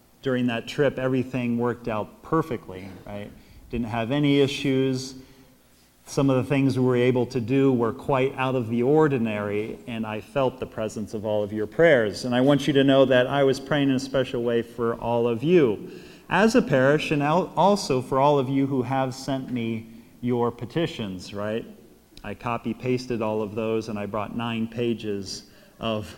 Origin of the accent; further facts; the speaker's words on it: United States; also born or lived in Rome; I'm an American